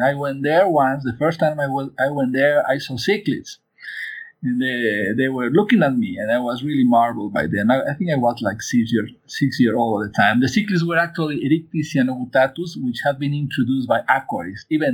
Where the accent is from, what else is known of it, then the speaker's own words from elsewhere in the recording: Mexico City, Mexico; also born or lived in San Luis Potosi; I was born in Mexico City. My parents were immigrants from Spain